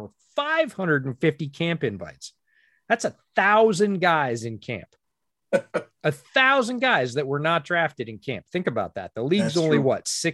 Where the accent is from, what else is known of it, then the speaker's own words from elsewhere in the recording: East Coast, United States; I was born and raised on the East Coast